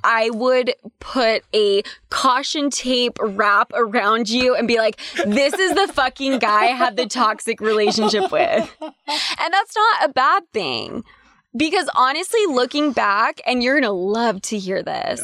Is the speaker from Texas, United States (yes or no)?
no; Utah, United States; growing up in Utah